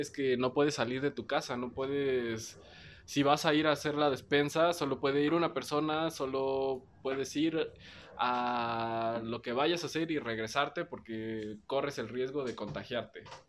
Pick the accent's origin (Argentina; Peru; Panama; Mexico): Mexico; Oaxaca; also born or lived in Mexico City